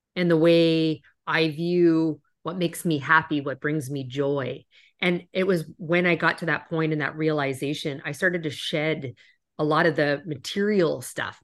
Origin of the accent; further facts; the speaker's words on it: Canada; moved away as an adult; now in United States; I'm originally from Canada. You might have heard that when I say out and about